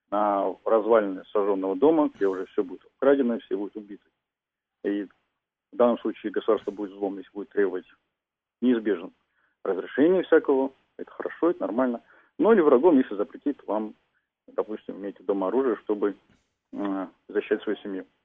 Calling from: Saint Petersburg, Russia; я из Санкт-Петербурга.

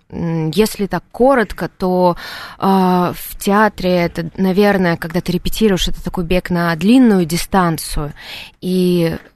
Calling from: Moscow, Russia; я из Москвы.

